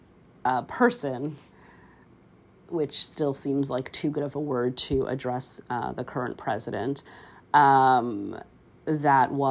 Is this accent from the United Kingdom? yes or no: no; Canada; as a Canadian, you know, born here in this country